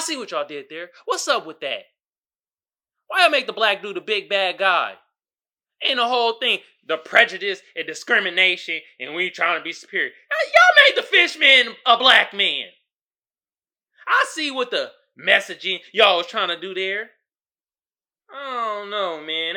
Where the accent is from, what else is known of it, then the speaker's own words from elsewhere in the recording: United States; us as Black American